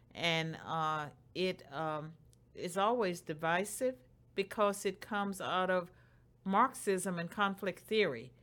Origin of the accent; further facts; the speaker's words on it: Roanoke, Virginia, United States; moved away; in Roanoke, Virginia, and Bedford County, the place where I grew up.